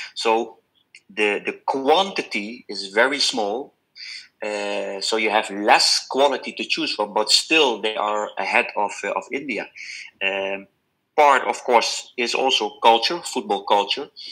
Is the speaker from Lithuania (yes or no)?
no; Netherlands; I'm from Holland